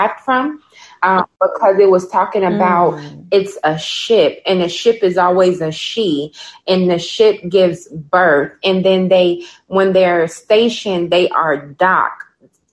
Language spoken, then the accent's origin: English; Chicago, Illinois, United States; now in Birmingham; I'm from Chicago